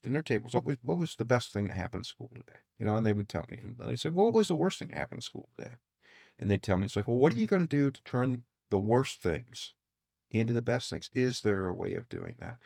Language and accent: English; Fort Wayne, Indiana, United States; I grew up in Southeast Fort Wayne, and we had a four four seven phone number.